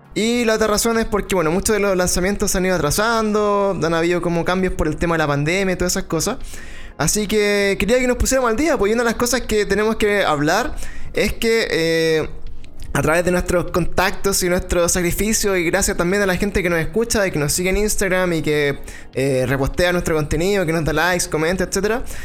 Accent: Chile

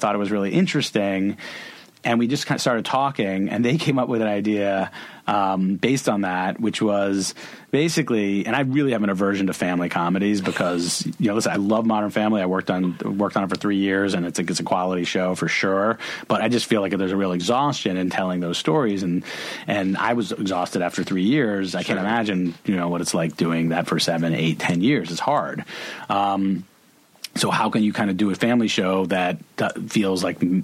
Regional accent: Boston, Massachusetts, United States; moved away; also born or lived in Los Angeles / New York; going to Cape Cod every summer as a Bostonian.

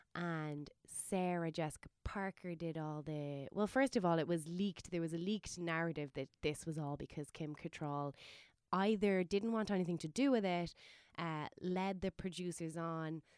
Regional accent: Waterford, Munster, Ireland; my hometown Waterford

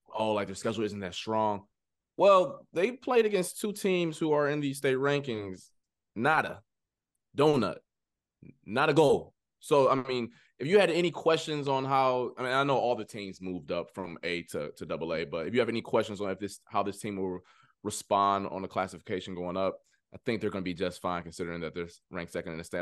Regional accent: Ohio, United States; moved away; I'm from Ohio

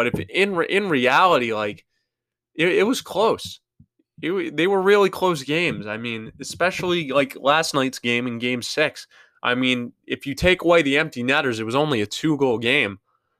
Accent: New York, United States; being a New Yorker

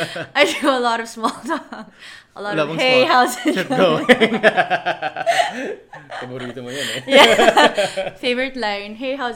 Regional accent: Manila, Metro Manila, Philippines; moved away as an adult; also born or lived in Vancouver, Canada; now in Toronto, Canada; I currently live in Toronto. Moved here from Vancouver, but I'm originally from Manila. Been here for 7 years now. In Canada, I mean.

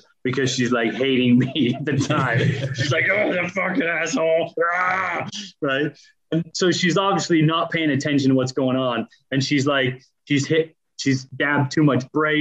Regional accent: just outside of Toronto, southern Ontario, Canada; moved away as an adult; also born or lived in Leicester, United Kingdom / Spain; now in United Kingdom; I grew up in Canada. So from four to 20, I lived in Canada

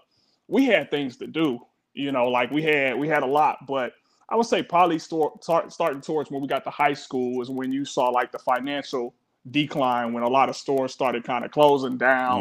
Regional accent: Park Forest, Illinois, United States; also born or lived in Chicago; We moved from the Wild Hundreds when I was probably like 6 or 7. So moved to Park Forest

